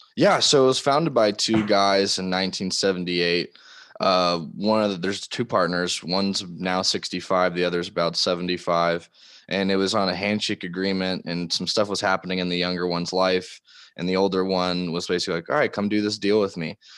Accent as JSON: {"language": "English", "town": "Laguna Beach", "region": "California", "country": "United States", "tie": "born or raised there", "also_born_or_lived": "Tacoma, Washington", "moved": "as an adult", "said": "I grew up in Laguna Beach, California, lived there for eighteen years"}